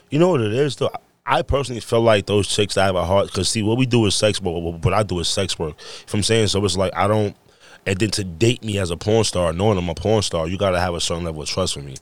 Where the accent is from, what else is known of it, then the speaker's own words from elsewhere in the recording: New York, United States; moved away; I came from New York and I break dance